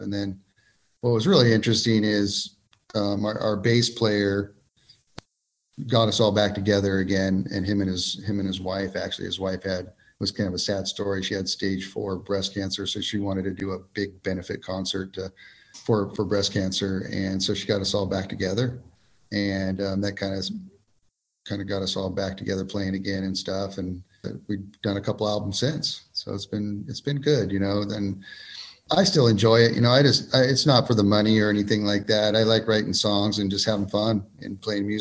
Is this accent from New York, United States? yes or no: no; Ventura, California, United States; now in Kernville, United States; I am native Californian, grew up in Ventura, California, surfer kid, and then kind of moved up to the Kernville area about 20 years ago.